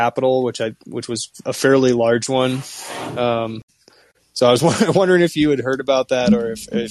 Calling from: Toluca, State of Mexico, Mexico; Hey, I'm calling today from Toluca, Mexico.

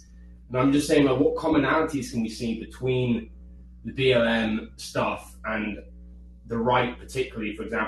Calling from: Taiwan

